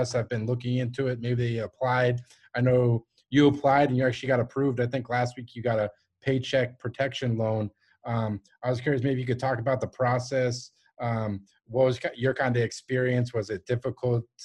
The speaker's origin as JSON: {"language": "English", "region": "Massachusetts", "country": "United States", "moved": "yes", "said": "we're both from Massachusetts"}